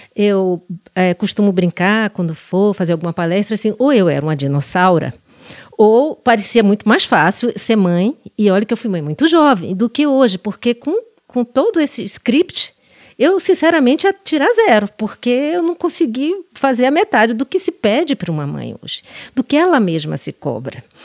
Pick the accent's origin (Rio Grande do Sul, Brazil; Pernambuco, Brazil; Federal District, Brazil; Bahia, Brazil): Bahia, Brazil; Salvador; moved away as an adult; now in São Paulo, Brazil; eu depois saí da minha cidade natal, que é Salvador